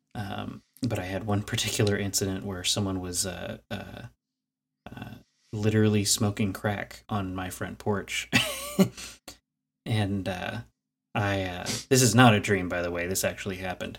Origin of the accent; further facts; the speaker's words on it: Clifton, Texas, United States; shortly after moving to what I refer to now as my hometown, uh, Clifton, Texas